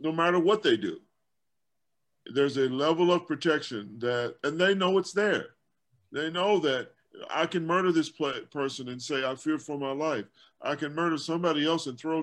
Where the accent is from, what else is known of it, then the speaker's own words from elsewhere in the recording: Louisville, Kentucky, United States; the guys that I grew up around in Louisville, Kentucky